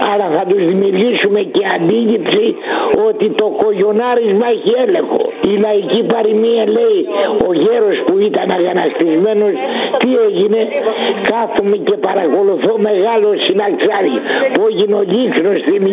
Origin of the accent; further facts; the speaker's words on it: Zakynthos, Ionian Islands, Greece; είμαι από τη Ζάκηδο